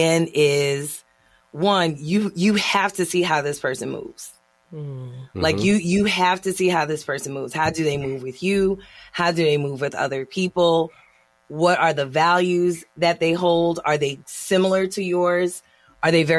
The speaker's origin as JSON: {"language": "English", "country": "Haiti", "said": "being Haitian"}